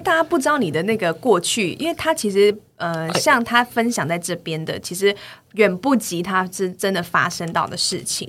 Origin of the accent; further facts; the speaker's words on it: Taiwan; 我台湾人也很棒